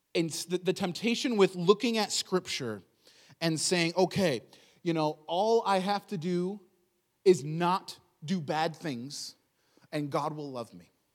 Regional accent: United States; I'm an American

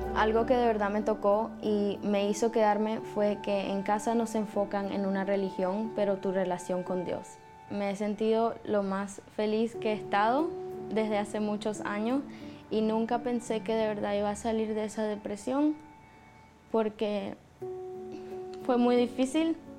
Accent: Venezuela; soy venezolana y tengo 19 años

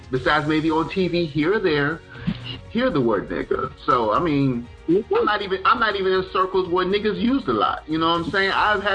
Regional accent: the South, United States; I grew up primarily in the South, you know, Charleston, Florida, Mississippi, Alabama.

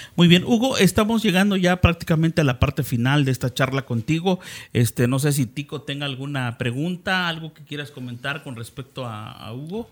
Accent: Cintalapa, Chiapas, Mexico; nosotros somos de Cintalapa

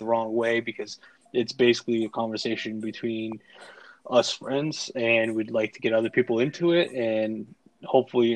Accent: Boston, Massachusetts, United States; I am also from Boston

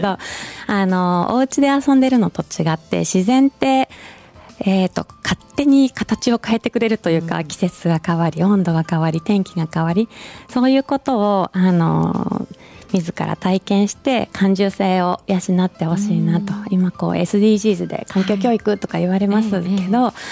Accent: Shizuoka, Japan; also born or lived in Tokyo; now in Fukuyama, Japan; 静岡出身で田舎育ち

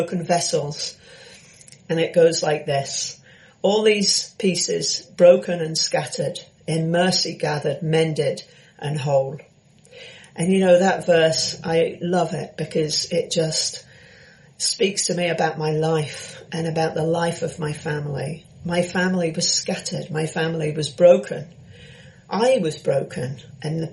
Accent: London, United Kingdom; I was born in London

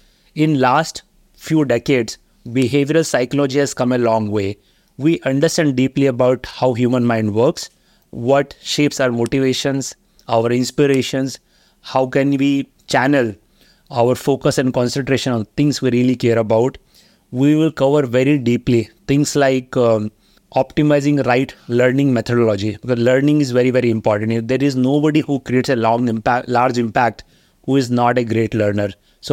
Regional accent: Haridwar, Uttarakhand, India; I grew up in Haridwar in 80s, and it's a very small town.

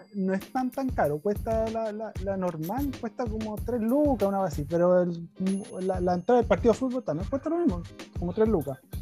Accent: Chile; accent: chileno; now in Japan; ya hablo como chileno

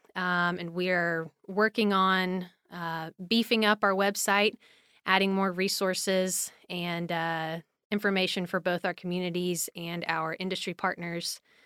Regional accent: Little Rock, Arkansas, United States; I grew up in Little Rock, Arkansas

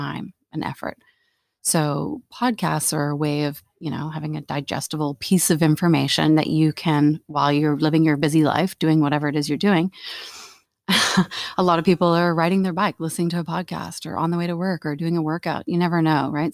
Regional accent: Canada; moved away as an adult; now in Netherlands; I'm actually here from Canada. I've been here for a couple of years

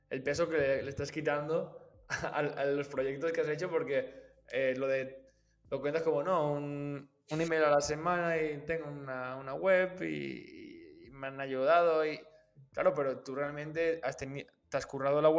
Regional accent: Valencia, Valencian Community, Spain; ya que estoy aquí … eh, soy de Valencia y también podemos quedar y conocernos

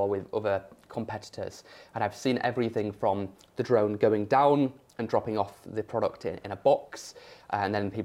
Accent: York, Yorkshire and the Humber, United Kingdom; I'm from York, right? Rural area.

